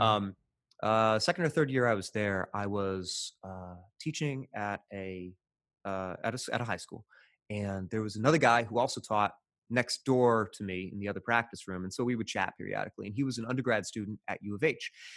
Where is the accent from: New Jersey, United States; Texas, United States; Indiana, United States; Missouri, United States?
Indiana, United States; Evansville; moved away; my hometown of Evansville, Indiana, which is southwest Indiana, pretty rural